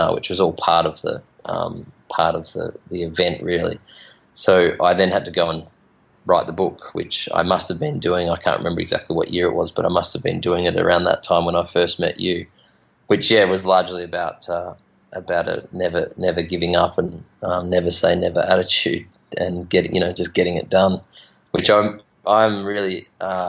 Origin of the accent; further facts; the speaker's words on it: Bendigo, Victoria, Australia; now in Margaret River, Australia; I grew up in Bendigo